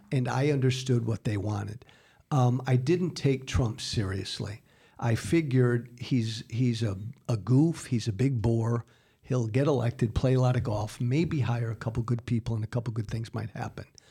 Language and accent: English; United States; as an American